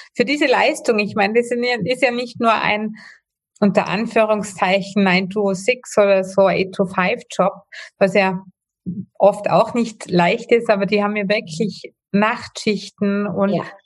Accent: Austria; bei uns in Österreich

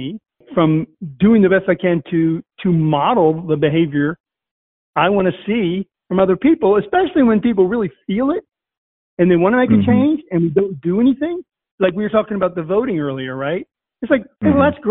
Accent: Virginia, United States; where I grew up in Virginia

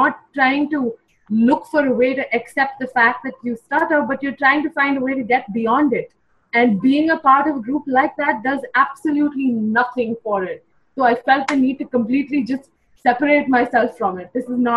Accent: India; also born or lived in Mumbai, India; I'm from India

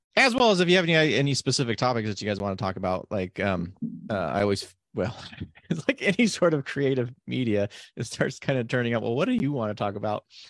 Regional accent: Nevada, United States; now in Oregon, United States; It's high desert, sort of like where I grew up in Nevada

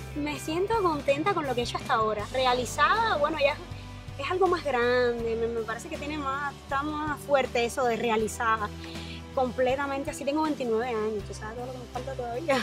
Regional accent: San Luis, Pinar del Río, Cuba; moved away as an adult; now in United States; Soy pinareña

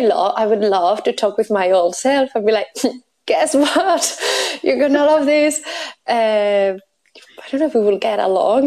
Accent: Spain; English is a second language; now in Belfast, United Kingdom; So my random accent is a mix between my Spanish nationality and my Belfast living. So that's what you're hearing.

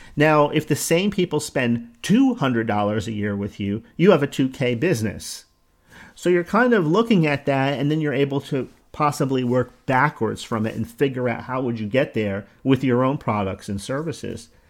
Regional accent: New Jersey, United States; accent: New Jersey; my New Jersey accent

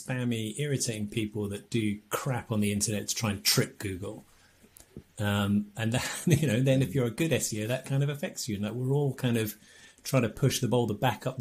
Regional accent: England, United Kingdom; we're English

